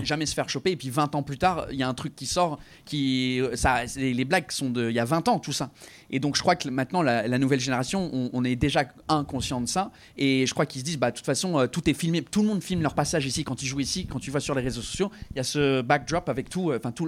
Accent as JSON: {"language": "French", "region": "England", "country": "United Kingdom", "also_born_or_lived": "Quebec", "second_language": "French", "moved": "yes", "lives_now": "France", "said": "je suis anglais mais je parle bien français"}